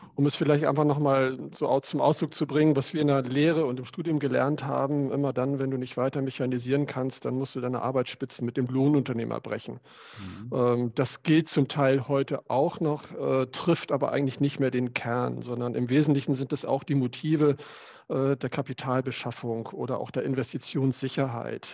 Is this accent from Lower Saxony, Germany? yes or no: yes; Cuxhaven district, Lower Saxony, Germany; Ich selber bin äh, aufgewachsen, groß geworden im Landkreis Cuxhaven und dort auf dem landwirtschaftlichen Betrieb.